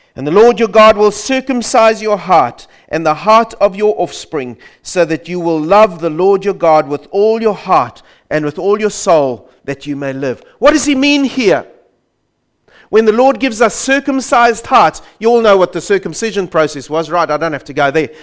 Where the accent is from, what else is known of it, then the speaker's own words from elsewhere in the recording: South Africa; I grew up in South Africa under the banner of the Dutch Reformed Church